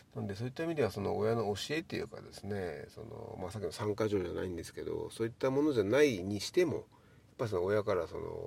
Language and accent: Japanese; Miyazaki, Japan; 地元宮崎